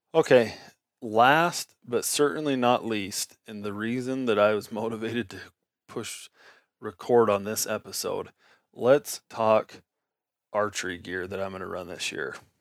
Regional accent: Nevada, United States; I grew up in Nevada

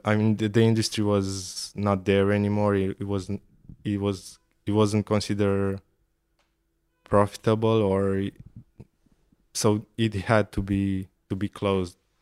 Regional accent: Ploiești, Prahova, Romania; I grew up in Ploiești, which is the oil and gas capital of Romania

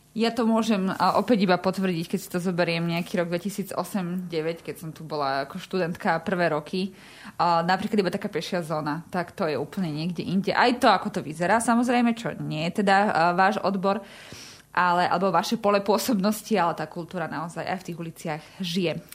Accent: Trnava, Trnava Region, Slovakia; my z Trnavy

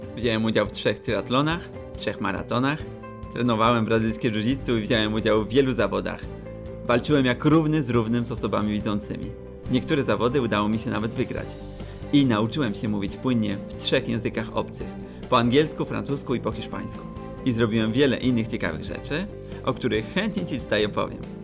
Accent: Poland; jesteśmy trzema niedźwiedziami z Polski

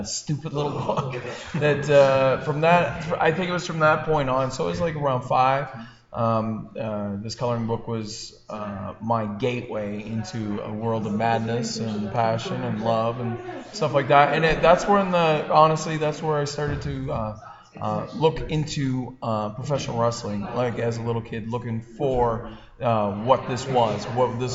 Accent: New Brunswick, Canada; I grew up in New Brunswick in a small little village I grew up on a farm kind of setting.

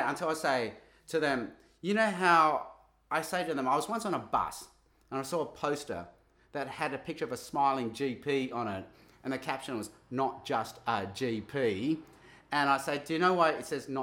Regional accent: Australia; being Asian kids growing up in Australian schools

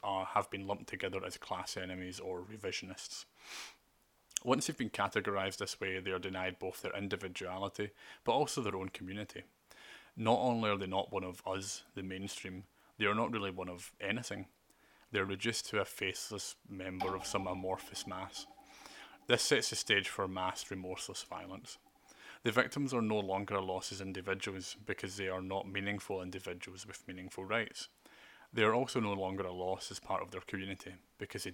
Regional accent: United Kingdom; I have rights as a British and European Union citizen

